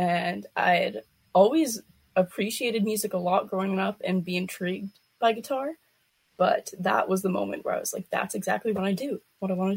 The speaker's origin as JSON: {"language": "English", "town": "Winnipeg", "region": "Manitoba", "country": "Canada", "said": "I am from Winnipeg, Manitoba"}